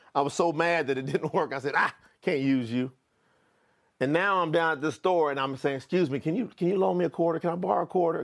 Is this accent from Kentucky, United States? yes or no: yes; Kentucky, United States; moved away; also born or lived in Florida; I was born in Kentucky